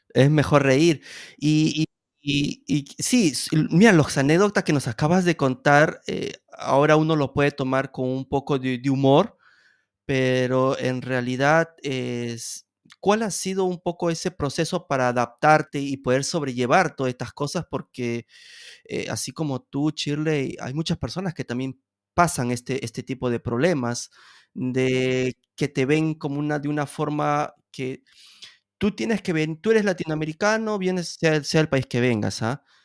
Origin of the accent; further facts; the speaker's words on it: Peru; also born or lived in Lima, Peru; now in Italy; Yo también soy, soy peruano, somos paisanos entonces